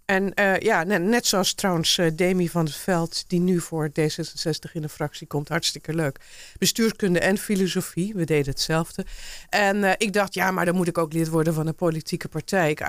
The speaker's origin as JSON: {"language": "Dutch", "town": "Dordrecht", "region": "South Holland", "country": "Netherlands", "tie": "born there", "also_born_or_lived": "Alblasserdam", "lives_now": "Haarlemmermeer, Netherlands", "said": "Ik ben geboren in, eh, in Dordrecht, polyklinisch. Maar ik woonde toen in Alblasserdam."}